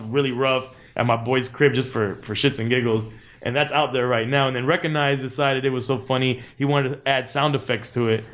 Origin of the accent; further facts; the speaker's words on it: Miami, Florida, United States; we're from Miami